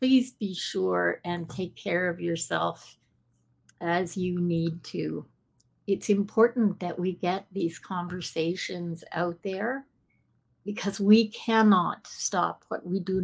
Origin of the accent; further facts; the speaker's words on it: Toronto, Ontario, Canada; also born or lived in Scotland / Ottawa; I actually grew up in Toronto